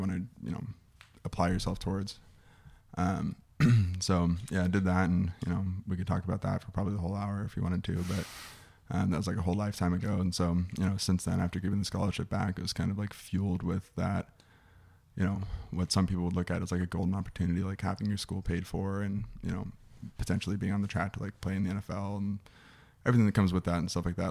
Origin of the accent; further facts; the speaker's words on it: Scottsdale, Arizona, United States; I'm from here. I'm from Scottsdale, Arizona.